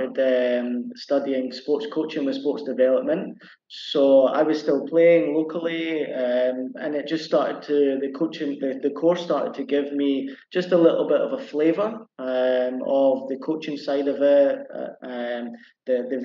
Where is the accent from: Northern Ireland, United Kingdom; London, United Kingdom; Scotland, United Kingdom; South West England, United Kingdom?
Scotland, United Kingdom; Edinburgh; moved away as an adult; now in Cambodia; I'm from Edinburgh in Scotland, so my local team is Hearts.